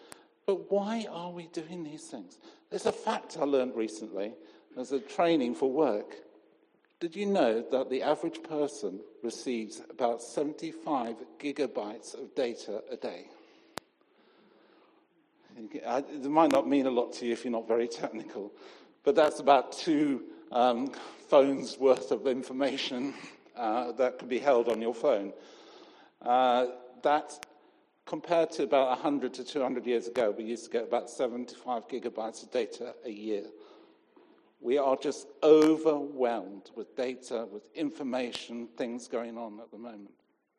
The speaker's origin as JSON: {"language": "English", "country": "Zimbabwe", "tie": "born or raised there", "said": "I grew up in Rhodesia. My dad was initially in the police and then he worked for the railways."}